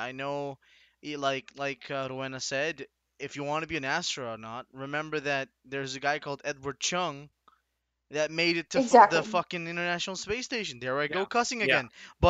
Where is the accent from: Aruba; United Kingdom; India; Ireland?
Aruba; born or raised there